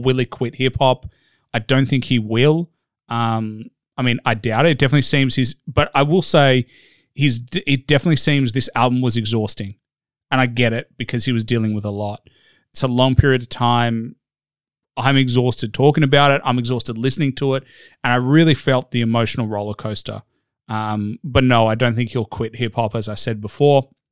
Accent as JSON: {"language": "English", "country": "Australia", "said": "as an Australian white guy"}